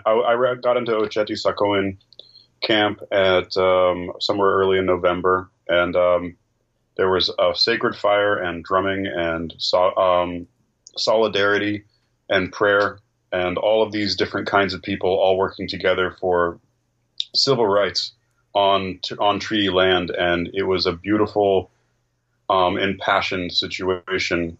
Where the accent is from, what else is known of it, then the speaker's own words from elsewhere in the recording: Northern California, United States; I'm from Northern California.